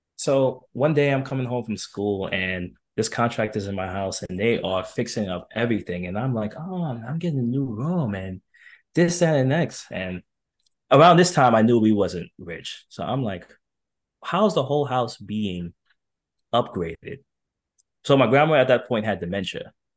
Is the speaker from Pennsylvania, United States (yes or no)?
no; New York City, New York, United States; it was definitely challenging growing up in New York